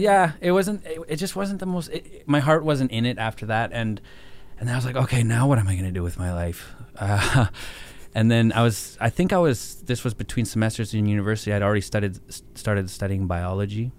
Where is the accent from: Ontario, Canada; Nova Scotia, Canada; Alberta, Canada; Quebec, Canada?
Alberta, Canada; Banff; I was born in Banff